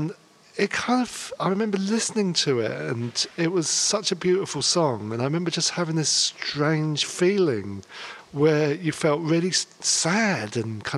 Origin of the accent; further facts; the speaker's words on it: London, United Kingdom; I was born in London, and I kind of lived around Hampstead and Golders Green. We kind of moved around a lot in North London. So I was kind of brought up there, and I went to school in Hampstead